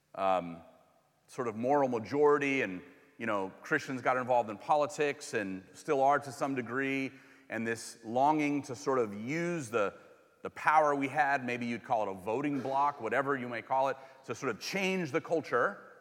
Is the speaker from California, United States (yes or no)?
yes; California, United States; moved away as an adult; now in Missouri, United States; I'm from California and moved here a while ago